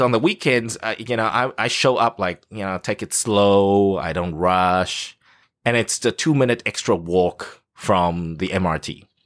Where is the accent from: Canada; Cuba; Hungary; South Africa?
South Africa; now in Taipei, Taiwan; Growing up in South Africa